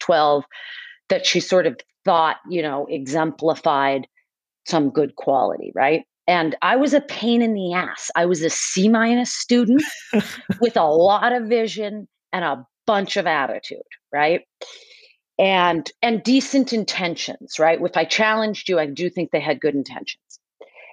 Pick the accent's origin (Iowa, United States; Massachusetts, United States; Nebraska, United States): Massachusetts, United States; Westwood; I grew up like in a suburb outside of Boston, Mass, and called Westwood